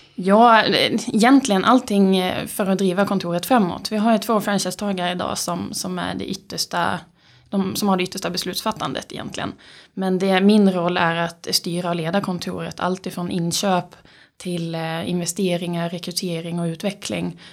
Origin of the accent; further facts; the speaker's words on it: Skåne, Sweden; accent: skånska R; moved away as an adult; now in Uppsala, Sweden; född och uppvuxen i Skåne